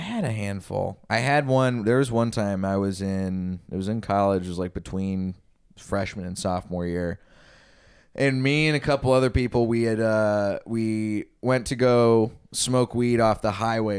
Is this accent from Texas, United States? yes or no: yes; Texas, United States; I grew up in Texas